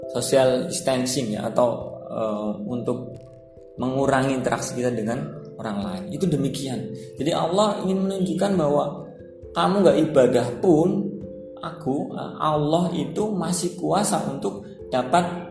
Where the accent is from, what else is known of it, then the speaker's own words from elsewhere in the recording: Cilacap, Central Java, Indonesia; accent: Ngapak; Saya asli Cilacap, kelahiran Cilacap, dan asli Wong Ngapak